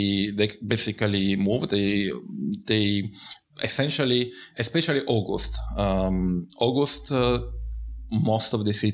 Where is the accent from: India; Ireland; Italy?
Italy; Bari, Apulia; English is a second language; moved away as an adult; also born or lived in Finland; now in Tartu, Estonia; I'm from South Italy. It's a city called Bari.